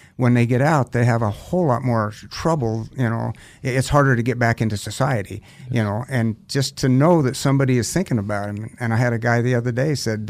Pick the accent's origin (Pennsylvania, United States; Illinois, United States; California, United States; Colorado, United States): California, United States; now in Idaho, United States; I was born in California